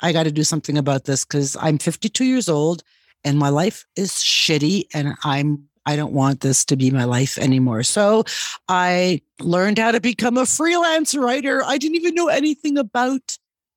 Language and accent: English; Canada; moved away as an adult; now in Guatemala; I am a Canadian